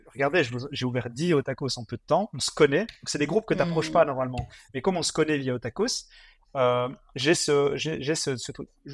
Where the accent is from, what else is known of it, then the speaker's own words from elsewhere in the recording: Mons, Wallonia, Belgium; moved away as an adult; also born or lived in Congo / Brussels; je suis originaire de Mons, donc j'habite pas Bruxelles à la base